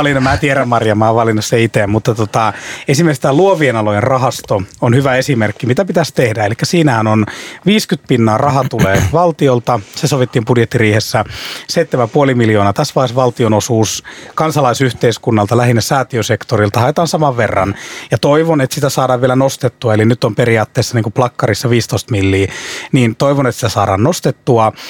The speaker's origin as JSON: {"language": "Finnish", "region": "Ostrobothnia", "country": "Finland", "said": "tuun Pohjanmaalta"}